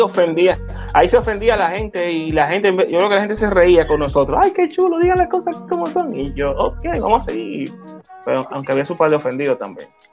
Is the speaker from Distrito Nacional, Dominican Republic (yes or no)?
yes; Santo Domingo, Distrito Nacional, Dominican Republic; soy dominicano, nacido y criado en Santo Domingo de Guzmán